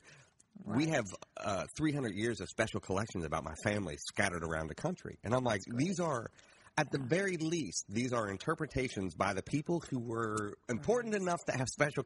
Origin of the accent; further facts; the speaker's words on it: Appalachia, United States; And so if I wrote about being Appalachian in those different places, I have different emotional feelings about the exact same thing within me, which obviously Appalachia is not a race, but it's an identity of culture.